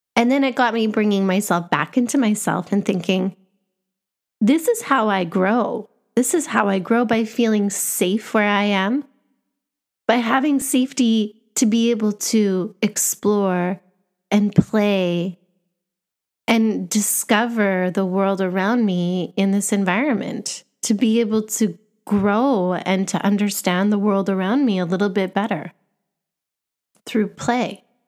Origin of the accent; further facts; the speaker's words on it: Canada; moved away; I grew up in Canada, where Canada is known as a bilingual country.